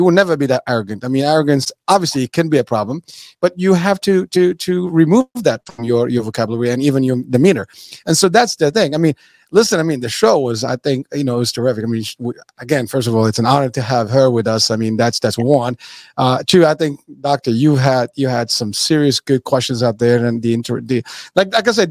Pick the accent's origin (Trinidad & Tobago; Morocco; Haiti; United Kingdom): Morocco; moved away; also born or lived in New York City; I was born in Morocco